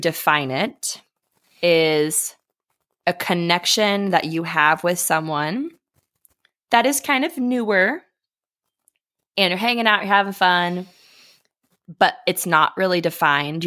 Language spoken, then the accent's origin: English; Ohio, United States; moved away as an adult; now in Colorado, United States; I live in Colorado, and I moved away from Ohio a little over a year ago